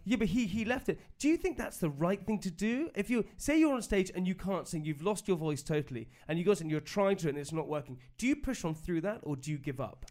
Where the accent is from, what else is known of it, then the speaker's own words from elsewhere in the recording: United Kingdom; being British